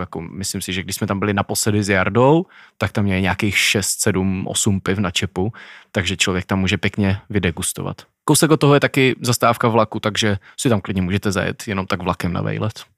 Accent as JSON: {"language": "Czech", "town": "Olomouc", "region": "Olomouc Region", "country": "Czechia", "moved": "yes", "said": "my jelikož jsme z Olomouce, tak dost často teda vyrážíme do Jeseníku, nebo původně z Olomouce"}